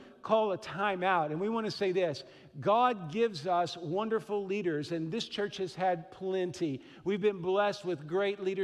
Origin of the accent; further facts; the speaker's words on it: Midwest, United States; also born or lived in Fort Worth, Texas; I grew up here in the Midwest